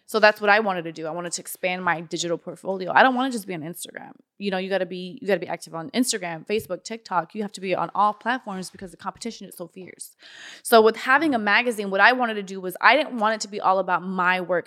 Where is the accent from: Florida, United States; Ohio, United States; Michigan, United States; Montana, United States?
Florida, United States; North Miami; I grew up in North Miami.